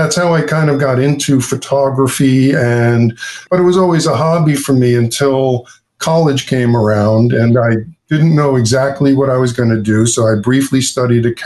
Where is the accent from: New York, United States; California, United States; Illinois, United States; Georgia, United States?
New York, United States; Long Beach; also born or lived in Queens, New York; I grew up in Long Beach, Long Island. I was born in Queens, and when I was one, my mom, Barbara, and my father, Jay, bought a house in Long Beach